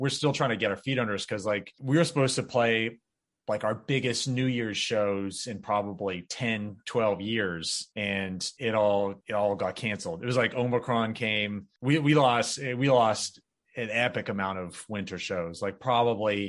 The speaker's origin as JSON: {"language": "English", "region": "North Florida", "country": "United States", "tie": "born or raised there", "said": "I grew up in North Florida"}